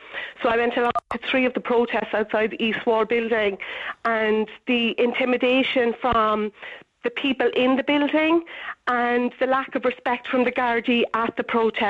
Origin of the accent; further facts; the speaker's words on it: Cork, Munster, Ireland; moved away as an adult; now in Dublin, Ireland; I'm from Cork, but I'm living in Dublin at the moment.